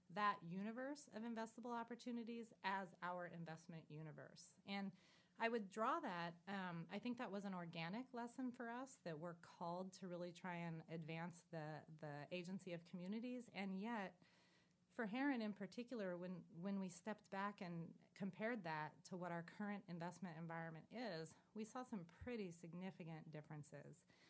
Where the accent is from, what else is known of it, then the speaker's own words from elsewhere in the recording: San Joaquin Valley, California, United States; growing up in the San Joaquin Valley of California myself